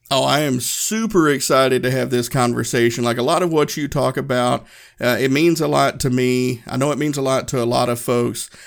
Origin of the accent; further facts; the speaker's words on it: Northeast Tennessee, United States; moved away as an adult; I grew up in Northeast Tennessee.